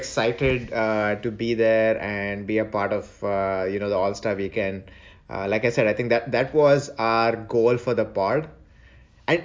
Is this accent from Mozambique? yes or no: no; India; I'm like, yeah, I'm from India.